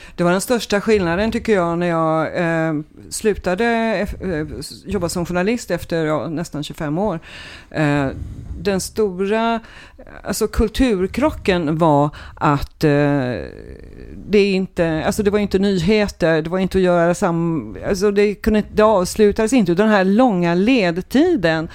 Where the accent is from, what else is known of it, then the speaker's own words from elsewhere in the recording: Trollhättan, Västra Götaland, Sweden; moved away as an adult; now in Mölndal, Sweden; jag är född i Trollhättan